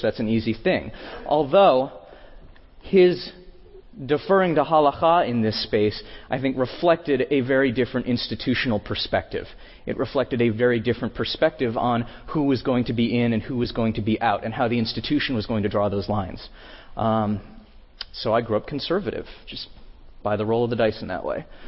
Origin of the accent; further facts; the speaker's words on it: between Durham and Chapel Hill, North Carolina, United States; I grew up in North Carolina, between Durham and Chapel Hill, North Carolina